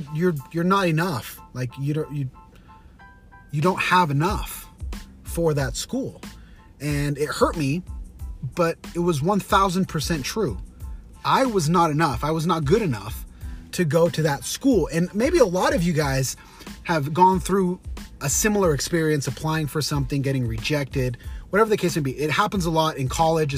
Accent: Utah, United States; BYU, Brigham Young University, here in my hometown in Utah.

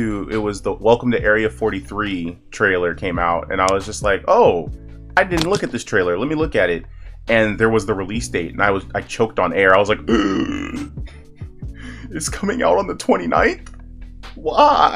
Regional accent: United States; growing up in America

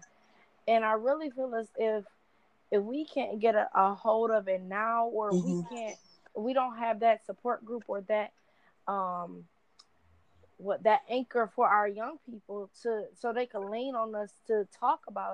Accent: Michigan, United States; I'm 24, born and raised in Michigan

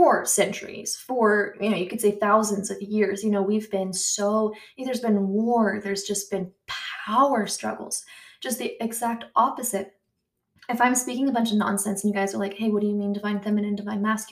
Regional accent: United States; accent: American; I'm American

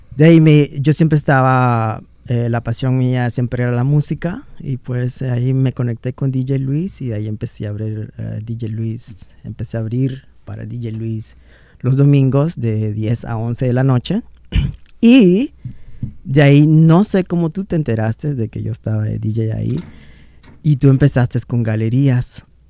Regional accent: Honduras; moved away; Se me sale la palabra hondureña de vez en cuando

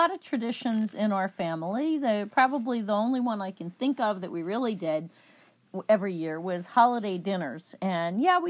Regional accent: United States; I'm American, is what I most associate with.

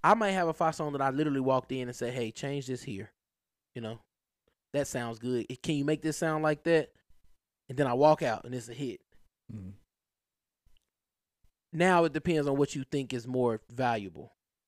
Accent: the South, United States; Maybe because I'm from the South.

